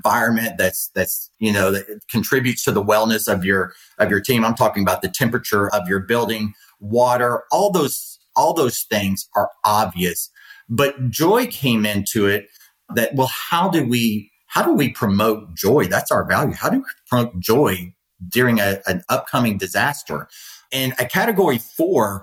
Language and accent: English; Louisiana, United States; now in Florida, United States; I grew up in Louisiana. I live in Florida.